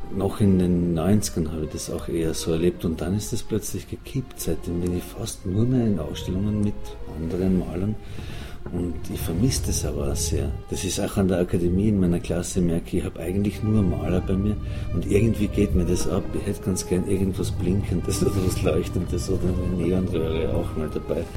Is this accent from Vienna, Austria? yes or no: no; Schwanberg, Styria, Austria; moved away; in meiner Heimat, in meinem Heimatdorf in Schwanberg